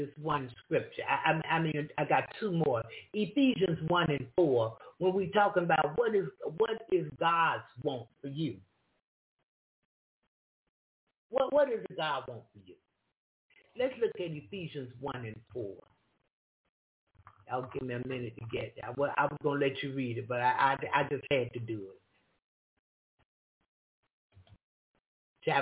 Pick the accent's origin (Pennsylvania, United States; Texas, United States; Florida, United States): Florida, United States; I'm from Florida